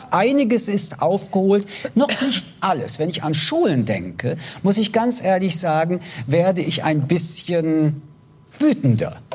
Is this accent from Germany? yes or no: no; France; moved away; ich komme aus Frankreich.